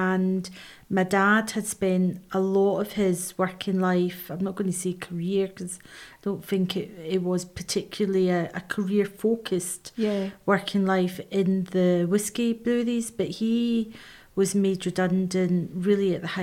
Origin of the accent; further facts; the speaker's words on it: Cumbernauld, Scotland, United Kingdom; moved away as an adult; also born or lived in Liverpool / Bournemouth; now in Scottish Borders, United Kingdom; I grew up in Cumbernauld in North Lanarkshire, in Glasgow